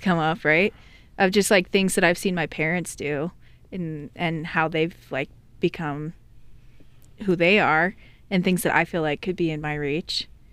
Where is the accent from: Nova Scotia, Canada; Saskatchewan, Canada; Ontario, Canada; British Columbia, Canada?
British Columbia, Canada; island off the coast of Vancouver; I'm from Canada, from Vancouver, the western part of Canada.